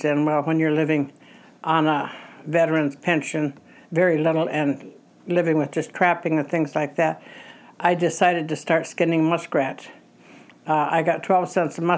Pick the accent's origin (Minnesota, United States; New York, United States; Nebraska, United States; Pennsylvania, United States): Minnesota, United States; Frazee; also born or lived in Detroit Lakes, Minnesota; Now, I've lived all my life in Frazee